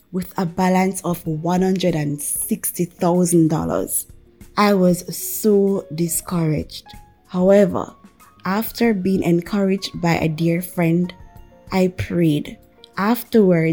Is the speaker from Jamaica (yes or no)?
yes; Jamaica; I am from Jamaica